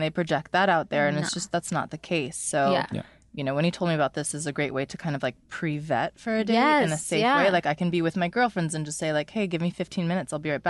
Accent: East Coast, United States; I was raised by a New Yorker. I'm an East Coast girl.

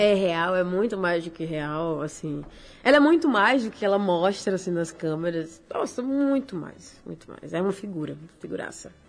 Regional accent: Rio do Fogo, Rio Grande do Norte, Brazil; also born or lived in Natal; eu sou da Praia Zumbi. Eu sou daqui, de, nasci em Natal. Nasceu aqui. Mas aí, com seis anos de idade, eu fui pra Praia Zumbi.

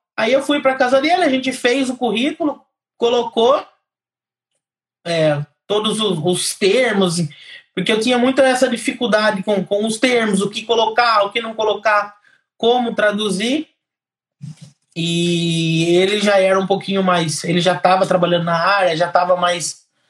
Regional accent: Piracicaba, São Paulo, Brazil; moved away as an adult; now in Ireland; Eu venho, eu venho lá de Piracicaba, interior de São Paulo.

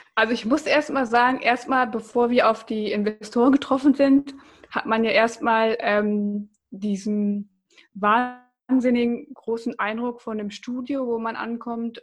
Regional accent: Bocholt, North Rhine-Westphalia, Germany; ich komme aus Bocholt

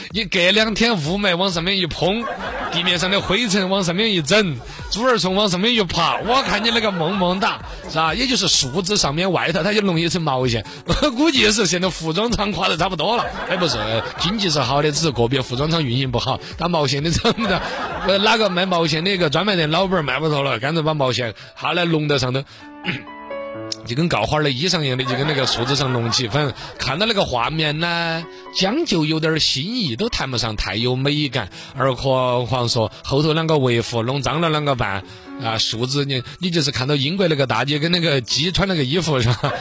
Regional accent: China; 我们中国人

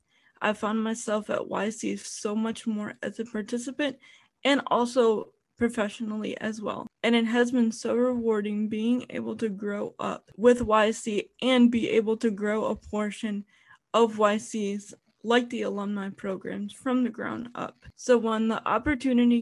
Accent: Parma, Ohio, United States; I was born and raised in Parma, Ohio

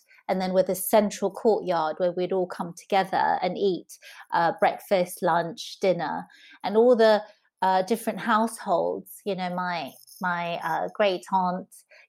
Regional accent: southern Taiwan, Taiwan; also born or lived in Taipei; For me, I grew up with my family, my maternal grandparents in southern Taiwan until I was five. I was born in Taipei, but my parents worked in the city.

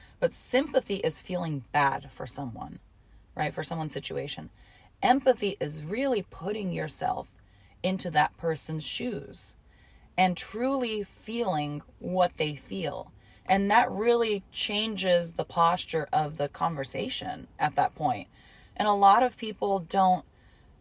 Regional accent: Hot Springs, Arkansas, United States; also born or lived in Detroit, Michigan; So we lived in Hot Springs, Arkansas is where I grew up, right? That's like my hometown.

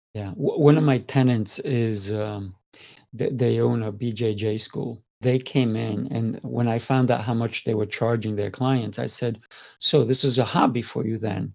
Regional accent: Spain; I'm Spanish.

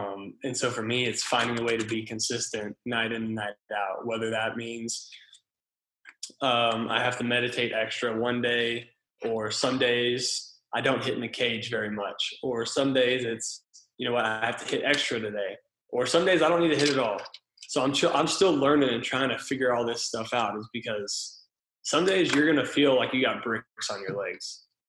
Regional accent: Texas, United States; So it was pretty cool to come home and be in my home state.

